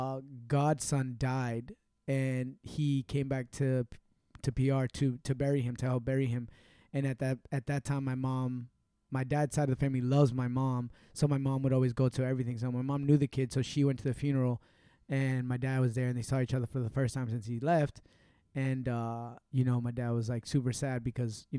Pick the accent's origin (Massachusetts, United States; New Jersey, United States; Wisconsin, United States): Massachusetts, United States; Lowell; born or raised there; also born or lived in Puerto Rico